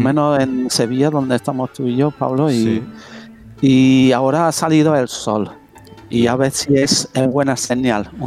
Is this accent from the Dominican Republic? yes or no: no; England, United Kingdom; now in Spain; yo siendo medio, medio inglés